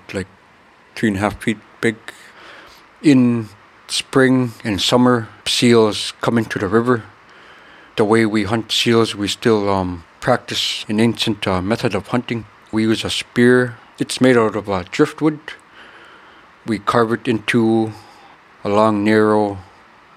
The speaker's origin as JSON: {"language": "English", "town": "Kotlik", "region": "Alaska", "country": "United States", "said": "Kotlik is located on the north mouth of the Yukon Delta. It's a Yupik Eskimo community in rural Alaska. We are a community that still practice and rely on a subsistence"}